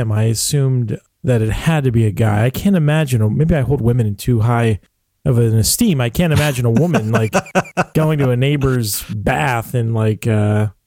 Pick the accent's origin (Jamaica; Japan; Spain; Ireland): Ireland; Well, yeah, because like being Irish, like the brogue and kind of the pirate, uh, that's a very similar accent, actually.